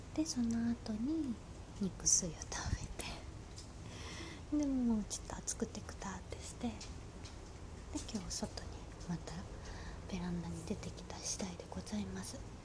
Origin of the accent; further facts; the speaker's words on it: Osaka, Japan; now in Tokyo, Japan; 私地元が大阪なんですけど